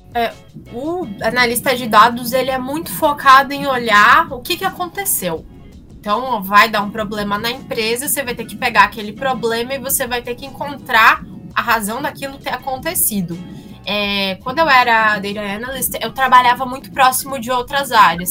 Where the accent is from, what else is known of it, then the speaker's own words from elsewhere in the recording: Santa Catarina, Brazil; eu sou de Santa Catarina